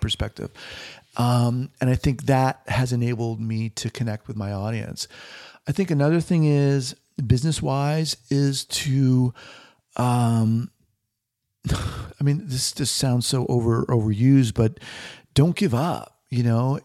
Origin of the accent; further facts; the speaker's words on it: New York, United States; moved away as an adult; also born or lived in San Francisco / Los Angeles; now in Bend, Oregon, United States; originally from, uh, New York, born in Manhattan